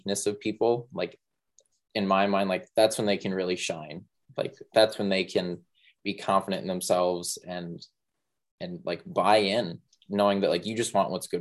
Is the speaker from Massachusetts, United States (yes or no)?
no; Mankato, Minnesota, United States; now I'm back in Mankato in my hometown